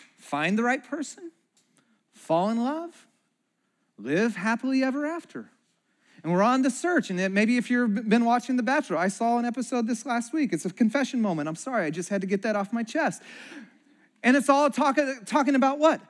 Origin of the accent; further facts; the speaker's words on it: Santa Cruz, California, United States; moved away; also born or lived in Chicago; We grew up in Santa Cruz.